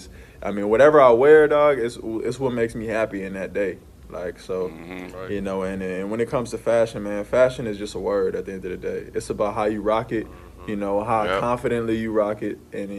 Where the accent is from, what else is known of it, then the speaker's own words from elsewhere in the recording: New Orleans, Louisiana, United States; Man, I'm from New Orleans. So, you know, New Orleans has a culture about it that's smooth, jazz, French-esque.